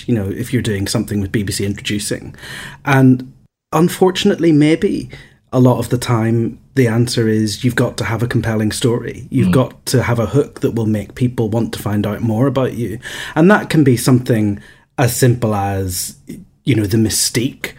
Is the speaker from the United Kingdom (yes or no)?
yes; Northern Ireland, United Kingdom; also born or lived in Manchester / London; I grew up in Northern Ireland